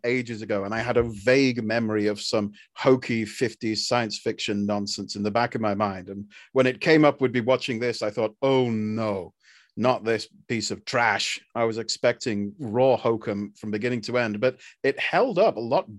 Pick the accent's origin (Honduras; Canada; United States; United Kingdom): United Kingdom; I'm British